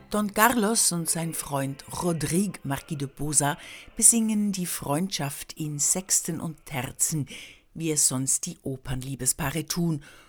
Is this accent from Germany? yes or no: no; Switzerland; Ich bin Schweizerin